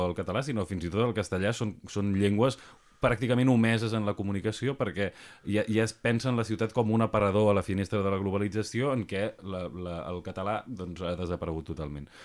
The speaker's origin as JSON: {"language": "Catalan", "town": "Barcelona", "region": "Catalonia", "country": "Spain", "said": "genera un, un, un problema com a catalanoparlant i com a barceloní"}